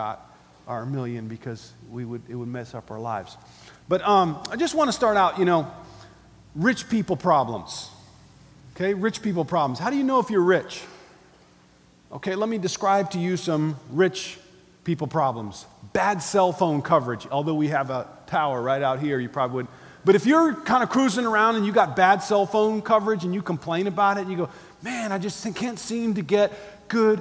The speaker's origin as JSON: {"language": "English", "country": "United States", "said": "we're Americans"}